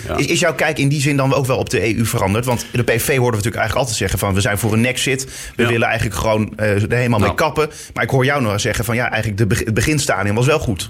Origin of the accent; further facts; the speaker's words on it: The Hague, South Holland, Netherlands; als Hagenaars